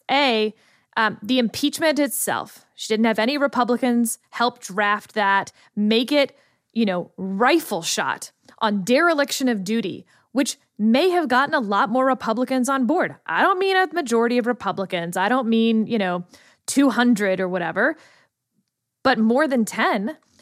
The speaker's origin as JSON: {"language": "English", "region": "Texas", "country": "United States", "said": "I'm from the state of Texas."}